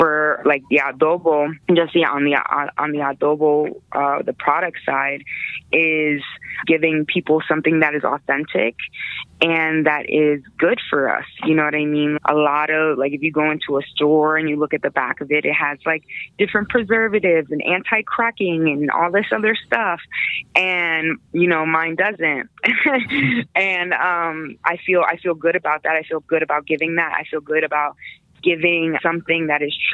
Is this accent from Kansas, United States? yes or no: no; Pennsylvania, United States; moved away as an adult; also born or lived in Brooklyn, New York / Queensbridge, New York / Hershey, Pennsylvania; now in Colorado, United States; So I was born in Brooklyn, New York. I was raised in Queensbridge. My family moved to Pennsylvania when I was like 9.